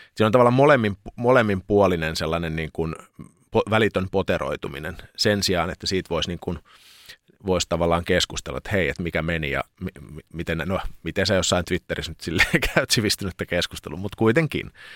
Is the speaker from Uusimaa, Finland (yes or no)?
no; Lappeenranta, South Karelia, Finland; moved away as an adult; kun muutin Lappeenrannasta sitten opiskelemaan